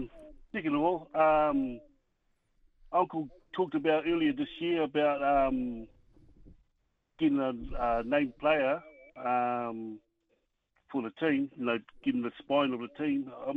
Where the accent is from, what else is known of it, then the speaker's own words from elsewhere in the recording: Palmerston North, Manawatū-Whanganui, New Zealand; From Palmerston North.